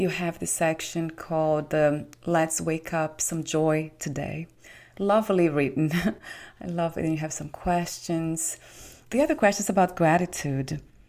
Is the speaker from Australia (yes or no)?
no; Brazil; moved away; I was born in Brazil.